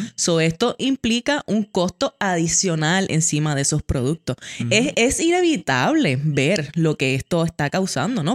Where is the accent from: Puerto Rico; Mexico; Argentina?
Puerto Rico; como buenos puertorriqueños